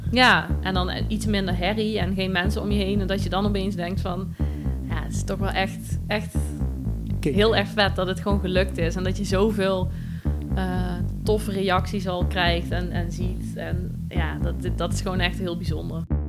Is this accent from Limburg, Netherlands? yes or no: yes; Wellerlooi, Limburg, Netherlands; moved away as an adult; now in Nijmegen, Netherlands; Uit Wellelooi